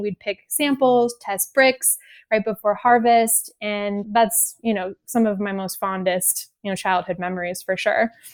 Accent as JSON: {"language": "English", "area": "Napa Valley", "region": "California", "country": "United States", "tie": "born or raised there", "also_born_or_lived": "Japan", "said": "I was born and raised in the Napa Valley, surrounded by beautiful vineyards and wine and grapes."}